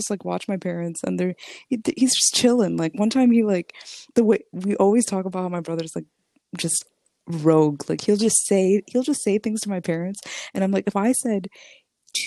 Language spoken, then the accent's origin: English; United States; we grew up in America